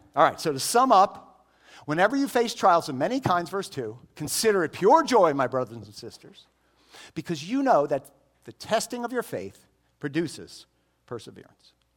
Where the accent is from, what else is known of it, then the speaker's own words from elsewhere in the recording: Miami, Florida, United States; I grew up in Miami